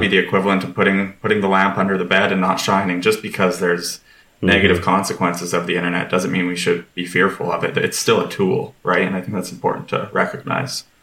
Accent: Lethbridge, Alberta, Canada; I grew up in Lethbridge, Alberta

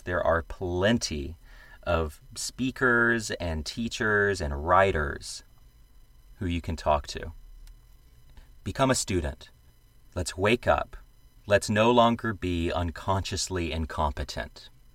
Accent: the American South, United States; I am a Southerner

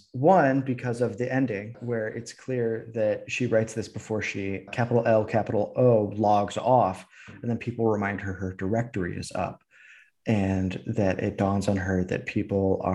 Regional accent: Midwestern suburbia, United States; the places I grew up in Midwestern suburbia

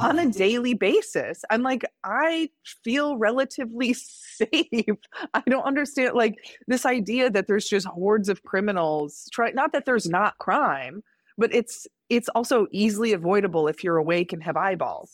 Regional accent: Indiana, United States; moved away; growing up in Indiana

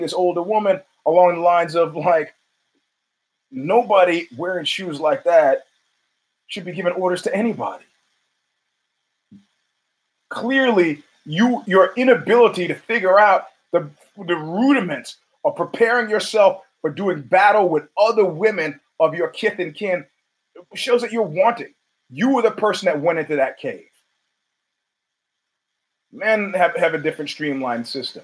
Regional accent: New York City, New York, United States; I'm from Brooklyn. I'm from Flatbush

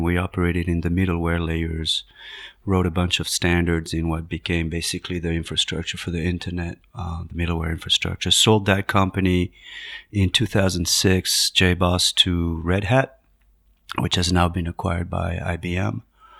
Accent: Paris, Île-de-France, France; moved away as an adult; also born or lived in Madrid, Spain; now in United States; I was born in Paris, France, half Spanish, half French, grew up in Madrid and Paris, did a PhD in physics, came to the United States in the early 90s to do work at MIT in physics

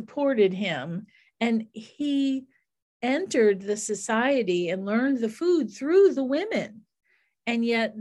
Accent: New Orleans, Louisiana, United States; I'm from New Orleans

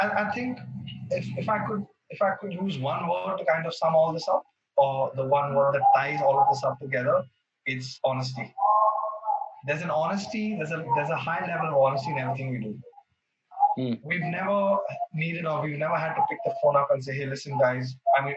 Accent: Mumbai, Maharashtra, India; moved away as an adult; now in Bangalore, India; born and brought up in Bombay

